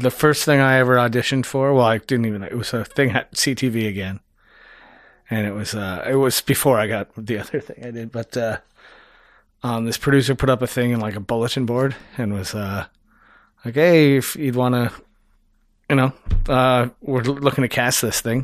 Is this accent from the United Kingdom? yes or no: no; Niagara-on-the-Lake, Ontario, Canada; moved away; I grew up in Niagara